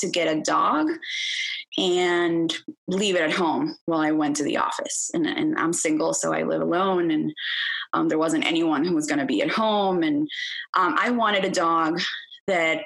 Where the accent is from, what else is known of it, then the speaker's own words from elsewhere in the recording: Venezuela; moved away; I grew up in Venezuela. That's where I'm originally from.